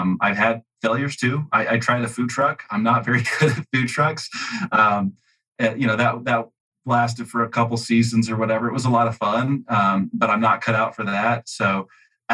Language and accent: English; Utah, United States; I grew up in Utah. I'm still here in Utah